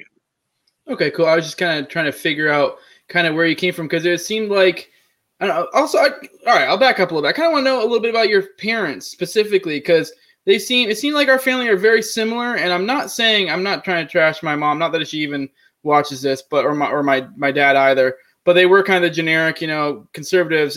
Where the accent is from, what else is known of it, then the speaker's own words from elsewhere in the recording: Maine, United States; I'm actually originally from Maine as well